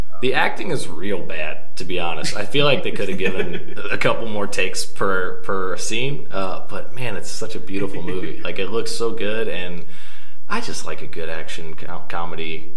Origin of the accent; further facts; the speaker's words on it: Columbia, Missouri, United States; I'm from Columbia, Missouri pretty far away from here